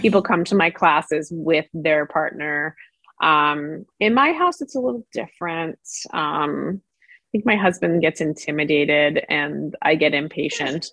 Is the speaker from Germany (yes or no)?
no; New York City, New York, United States; I grew up in Brooklyn, New York